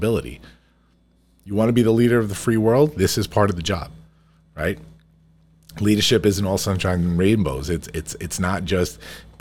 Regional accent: United States; we here in the United States

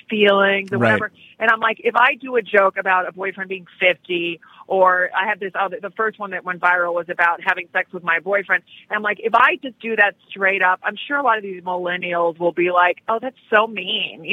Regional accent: United States; also born or lived in Spain; I moved to the States when I was like 8

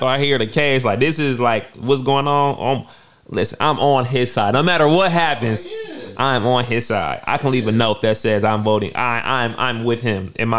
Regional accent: Auburn Hills, Michigan, United States; also born or lived in Pontiac, Michigan; I was born in Pontiac. Pontiac is right next to Auburn Hills, but I was raised in Auburn Hills.

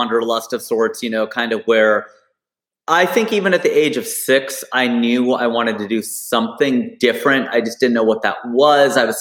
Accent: Cincinnati, Ohio, United States; now in Burbank, United States; my hometown of Cincinnati

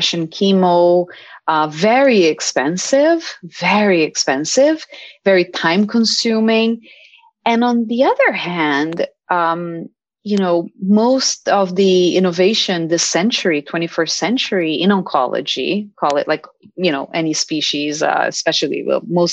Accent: Brazil; now in United States; I'm from Brazil

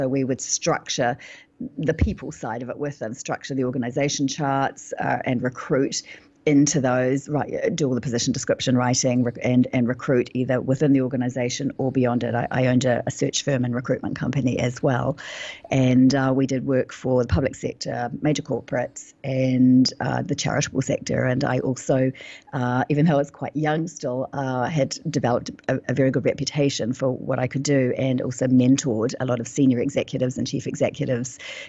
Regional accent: New Zealand; like you said earlier, I'm from New Zealand, and sometimes the New Zealand accent can be a little challenging on the ears.

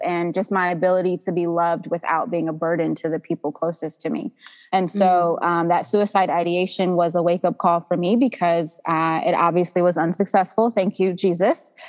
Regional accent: Georgia, United States; also born or lived in New Jersey; I am 32 years old. I was born in New Jersey, but I have been here in Georgia almost 30 years. So this is wow. this is home for me

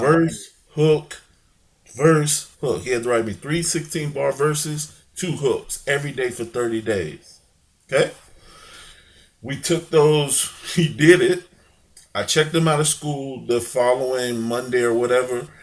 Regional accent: Chicago, Illinois, United States; also born or lived in St. Louis, Missouri; I grew up in Chicago, lived a little bit in in St. Louis

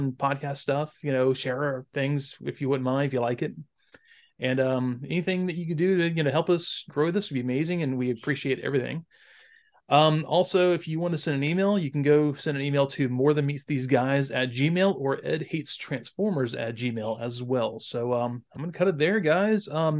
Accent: Wales, United Kingdom; I'm Welsh. We don't care about that stuff.

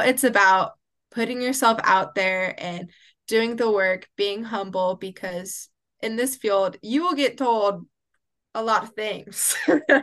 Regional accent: Oklahoma City, Oklahoma, United States; now in Waxahachie, United States; I am originally from Oklahoma City, but now I live and reside in Waxahachie, Texas

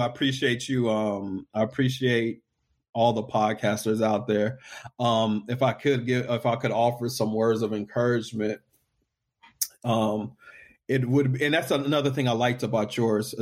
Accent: Killeen, Texas, United States; I'm from a small town in Texas. I'm from Killeen, Texas

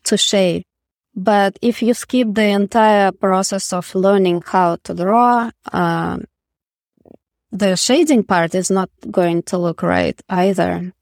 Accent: Russia; moved away; I'm from Russia, so we didn't have, uh, art education in public school

